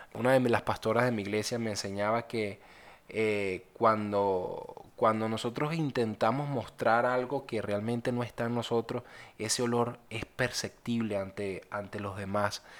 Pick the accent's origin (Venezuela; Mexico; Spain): Venezuela; soy de Venezuela.